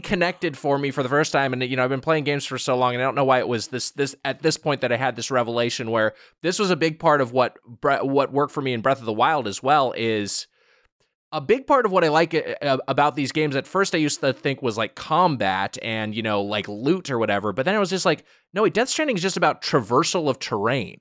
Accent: Southern California, United States; I'm from Southern California

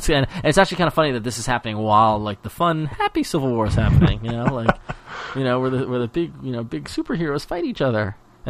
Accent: New York, United States; we live here, and this is what happens. But as being a New Yorker

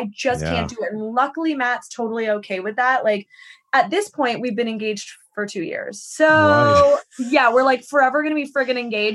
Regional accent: Victoria, British Columbia, Canada; moved away as an adult; now in United States; I'm from Vancouver Island.

